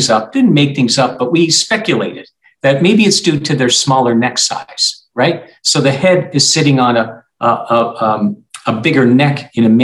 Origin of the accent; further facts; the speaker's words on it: Canada; now in Arizona, United States; I'm from Canada and I played hockey up to the junior ranks